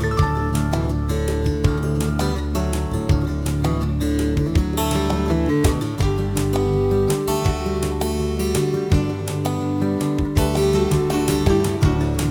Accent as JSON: {"language": "English", "town": "Massapequa", "region": "New York", "country": "United States", "tie": "born or raised there", "said": "Massapequa, New York, my hometown"}